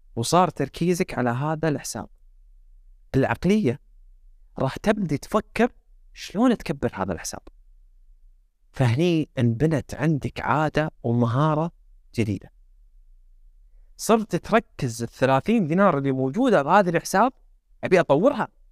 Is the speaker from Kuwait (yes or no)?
yes; Kuwait; احنا عندنا بالكويت